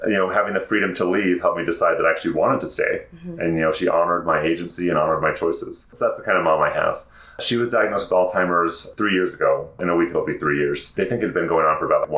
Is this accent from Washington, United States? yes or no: yes; Seattle, Washington, United States; also born or lived in Arizona; now in Utah County, United States; I grew up in the Seattle area